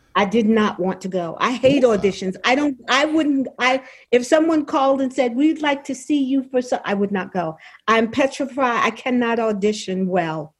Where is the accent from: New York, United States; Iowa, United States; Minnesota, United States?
New York, United States; New York City; moved away as an adult; now in Charlotte, United States; I'm from Brooklyn, New York, but I okay. make my home in Charlotte, North Carolina. But I'm from Brooklyn